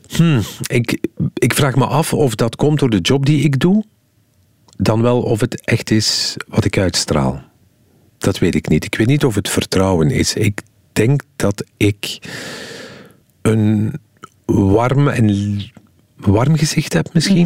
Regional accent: Flanders, Belgium

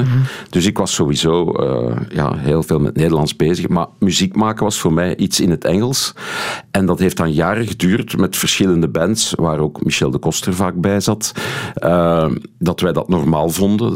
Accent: Steenokkerzeel, Flanders, Belgium; also born or lived in Haren, Brussels / Brussels; ik ben opgegroeid in Steenokkerzeel. Eh, nu, tot mijn zevende heb ik, eh, woonde ik in, in de gemeente Haren

